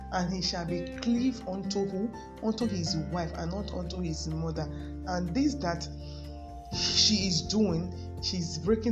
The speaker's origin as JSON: {"language": "English", "region": "Lagos", "country": "Nigeria", "tie": "born or raised there", "said": "I was born in Lagos State, I grew up there, and I went to primary, secondary school there"}